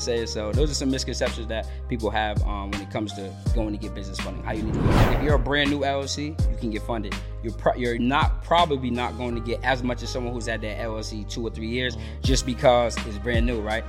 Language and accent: English; Boston, Massachusetts, United States; moved away as an adult; now in Georgia, United States; I'm from Boston, Mass, originally. Um, I've been here in Georgia now for about six months.